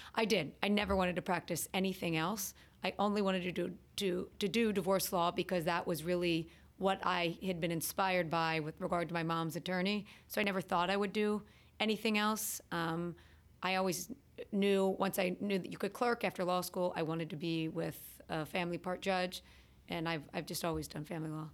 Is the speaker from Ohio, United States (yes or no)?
yes; Cincinnati, Ohio, United States; moved away as an adult; also born or lived in Boston / North Carolina; now in New Jersey, United States; I grew up in Cincinnati, Ohio